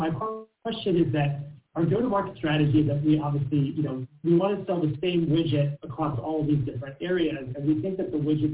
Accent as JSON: {"language": "English", "town": "Washington", "region": "District of Columbia", "country": "United States", "said": "I'm from Washington, D.C."}